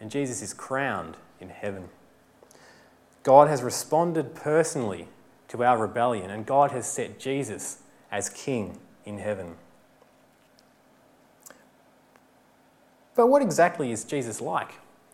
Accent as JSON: {"language": "English", "region": "Victoria", "country": "Australia", "said": "I'm from Victoria"}